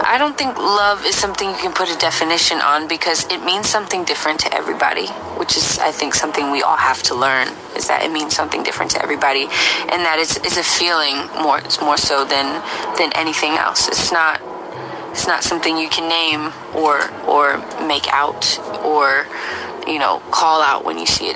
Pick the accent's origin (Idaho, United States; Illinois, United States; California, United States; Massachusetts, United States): California, United States; Bay Area; my hometown, in the Bay Area